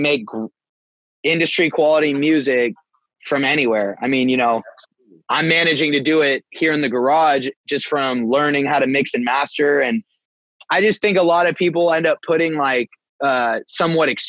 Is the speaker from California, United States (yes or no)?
yes; Bay Area, California, United States; From California, from the Bay Area